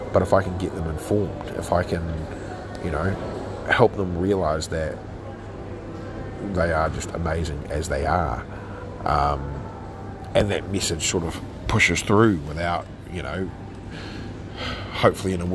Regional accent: New Zealand; I was a firstborn Kiwi. And I said, look, I identify as a Kiwi with, you know, European tendencies

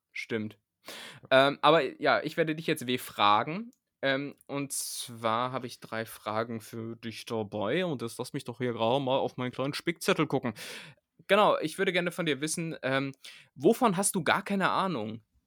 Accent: southern Lower Saxony, Germany; now in Berlin, Germany; bei uns in Niedersachsen hat man gar nicht so, äh, also da wo ich herkomme

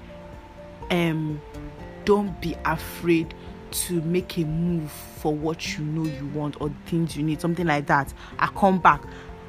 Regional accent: Nigeria; I'm a Nigerian

